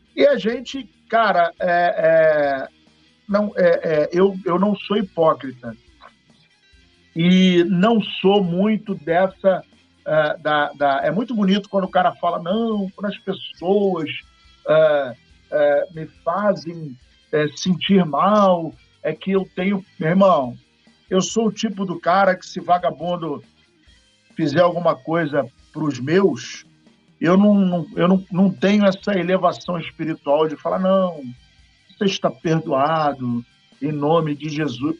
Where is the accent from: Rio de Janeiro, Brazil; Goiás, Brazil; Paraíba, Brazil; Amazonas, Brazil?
Paraíba, Brazil; Eu sou paraibano com muito orgulho, muito orgulho.